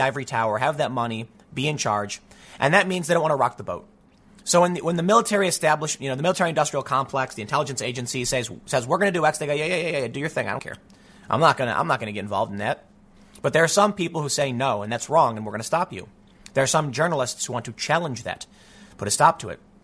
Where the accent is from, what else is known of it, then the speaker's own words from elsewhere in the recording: United States; I'm an American